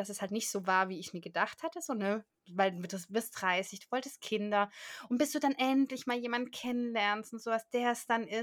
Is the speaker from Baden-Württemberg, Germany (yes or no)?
yes; Baden-Württemberg, Germany; dann bin ich halt auf Kaffee umgestiegen, da bin ich Schwabe.